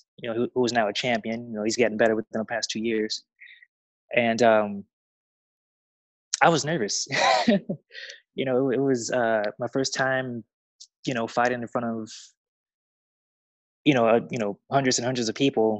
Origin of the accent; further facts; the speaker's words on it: Chicago, Illinois, United States; now in Las Vegas, United States; I currently reside in Las Vegas, Nevada, but I'm from Chicago, Illinois